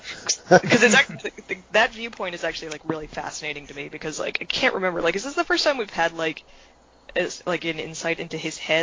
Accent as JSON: {"language": "English", "region": "the South", "country": "United States", "accent": "southern", "said": "Like, Con Weiramirs, that's just, like, my southern accent."}